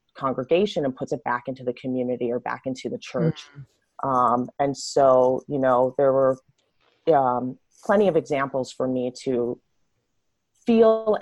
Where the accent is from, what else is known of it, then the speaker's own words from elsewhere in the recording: New Jersey, United States; now in Los Angeles, United States; I grew up in South Jersey